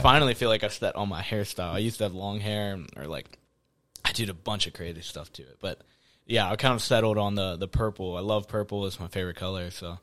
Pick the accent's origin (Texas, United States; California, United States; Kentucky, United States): Kentucky, United States; Florence; born and raised, same household, uh, Florence, Kentucky